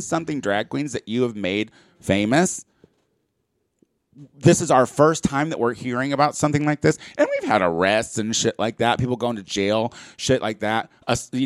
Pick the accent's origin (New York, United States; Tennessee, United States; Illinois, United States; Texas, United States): Illinois, United States; Clinton; moved away; my kid brother from my hometown of Clinton, Illinois